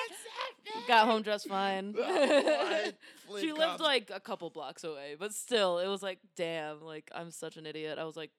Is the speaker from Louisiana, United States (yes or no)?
no; Hartland, Michigan, United States; It's Heartland, Michigan.